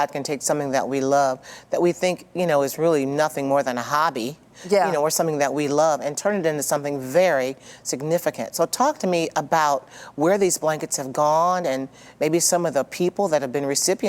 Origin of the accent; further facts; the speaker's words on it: Jackson, Michigan, United States; my hometown of Jackson, Michigan.